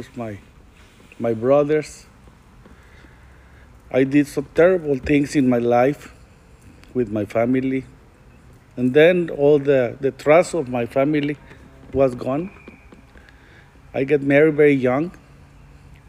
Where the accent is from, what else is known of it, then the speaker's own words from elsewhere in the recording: El Paso, Texas, United States; I'm from El Paso, Texas